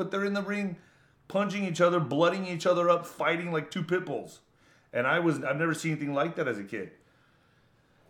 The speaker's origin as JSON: {"language": "English", "town": "El Paso", "region": "Texas", "country": "United States", "tie": "born or raised there", "said": "I grew up in El Paso, Texas, border town"}